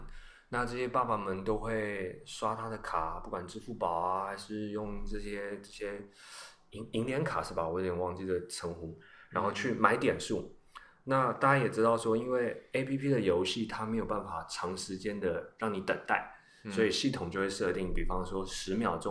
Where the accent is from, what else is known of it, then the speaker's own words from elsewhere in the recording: Taiwan; 呃，我来自台湾，然后我是现在 UX Testing 创业团队执行长。